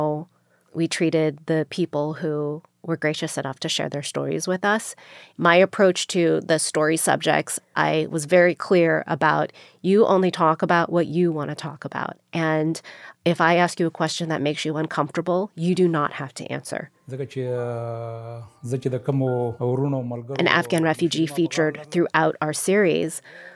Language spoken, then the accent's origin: English; United States; I was born here in the United States